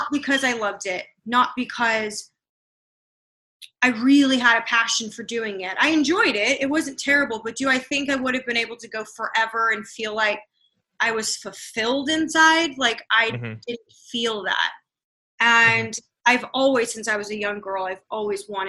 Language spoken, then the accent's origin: English; Murrieta, California, United States; also born or lived in Oahu, Hawaii; I was born and raised in Southern California, in Riverside County, and I've pretty much lived most of my childhood in a city called Murrieta